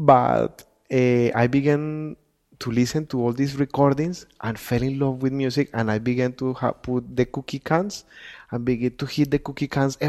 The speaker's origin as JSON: {"language": "English", "town": "Bogota", "region": "Bogotá", "country": "Colombia", "tie": "born or raised there", "accent": "Spanish", "second_language": "English", "moved": "yes", "lives_now": "New York, United States", "said": "I grew up in Bogota, and Bogota, it's like a melting pot of culture. You know, it's like a city like New York."}